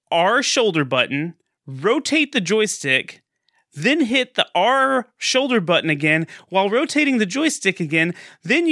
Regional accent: Texas, United States; I'm from Texas

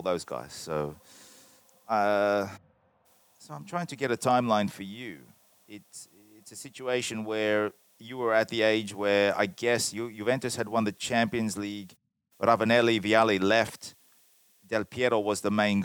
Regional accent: Australia; now in Italy; growing up in Australia

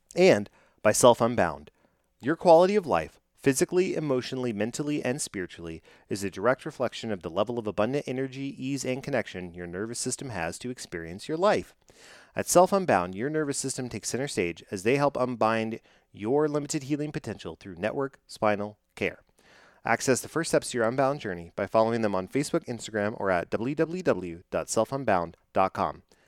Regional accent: Dallas Fort Worth area, Texas, United States; growing up in the Dallas Fort Worth area, um, uh, I grew up with the Fort Worth Fire

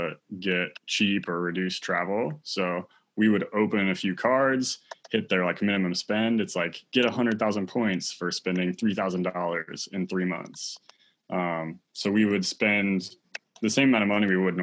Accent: Aspen, Colorado, United States; I grew up outside of Aspen, Colorado

